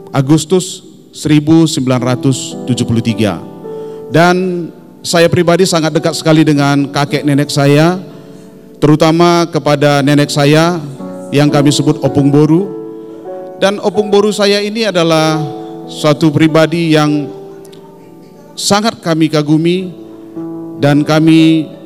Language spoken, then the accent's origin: Indonesian; North Sumatra, Indonesia; born there; saya ini dilahirkan di satu daerah di Tanah Karo ya tetapi opung kami berasal dari Batak Toba … saya lahir di Tanah Karo